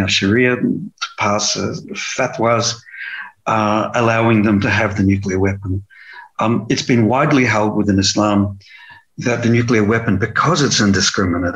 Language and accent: English; New Zealand; I was born in New Zealand